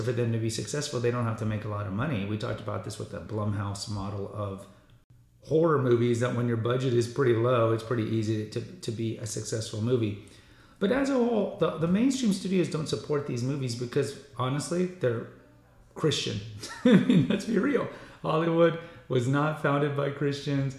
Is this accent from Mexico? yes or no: yes; Mexico; I am from Mexico